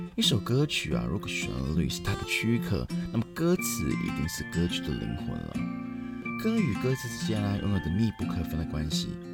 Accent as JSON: {"language": "Chinese", "country": "Hong Kong", "tie": "born or raised there", "said": "我们香港"}